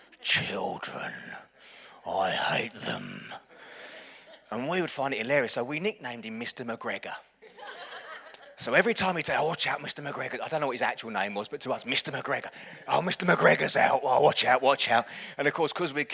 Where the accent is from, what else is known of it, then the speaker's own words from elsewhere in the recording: Chelmsford, East of England, United Kingdom; when I was growing up, I grew up in Chelmsford. It's about half an hour up the road